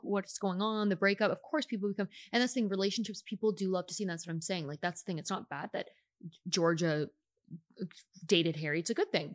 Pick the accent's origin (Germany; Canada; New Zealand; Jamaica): Canada; now in United States; I'm still Canadian